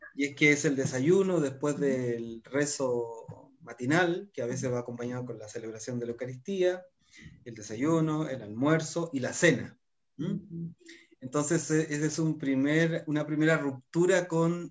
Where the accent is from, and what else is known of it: Chile